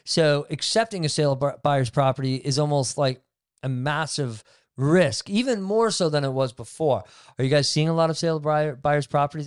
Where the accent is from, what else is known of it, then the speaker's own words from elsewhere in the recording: Barrie, Ontario, Canada; also born or lived in Innisfil; I grew up in Barrie and Innisfil